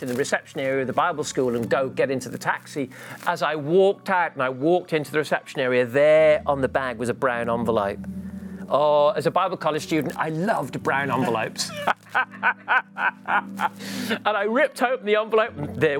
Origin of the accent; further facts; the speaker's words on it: Gibraltar; I was a missionary kid, so I grew up in Gibraltar with my parents, and there was times when we didn't have much money.